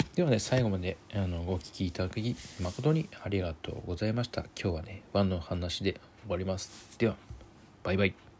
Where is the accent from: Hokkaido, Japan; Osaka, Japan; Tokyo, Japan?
Hokkaido, Japan; now in Kanto, Japan; 北海道出身なものでやっぱ今は、ね、あの関東に住んでおりますが